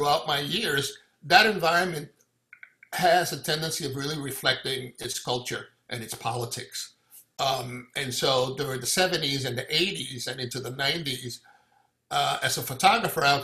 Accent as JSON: {"language": "English", "town": "New York City", "region": "New York", "country": "United States", "tie": "born or raised there", "said": "I was born and raised in Brooklyn."}